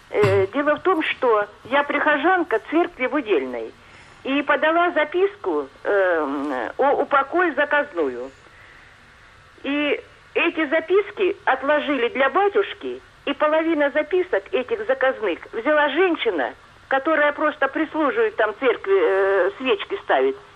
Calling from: Pskov Oblast, Russia; я из Псковской области, верующий ….

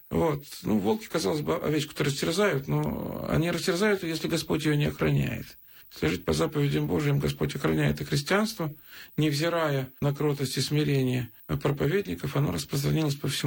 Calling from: Pskov Oblast, Russia; я из Псковской области звоню.

